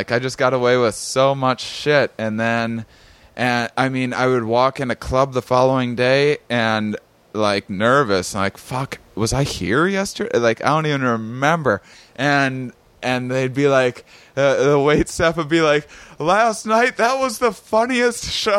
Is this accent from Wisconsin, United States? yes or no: yes; La Crosse, Wisconsin, United States; I just came back from Wisconsin as well. I spent a treacherous 3 months there living in my parents' basement